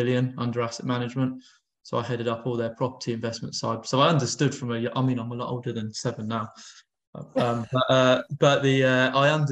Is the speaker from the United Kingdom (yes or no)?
yes; London, United Kingdom; I grew up in North London